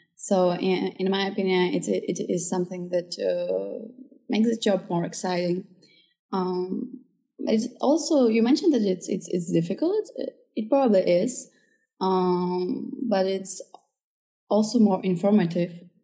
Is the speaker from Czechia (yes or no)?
yes; Czechia; also born or lived in Ukraine; I was born in Ukraine. I have some Kazakh roots too, but I basically grew up here in Czech Republic for most of my life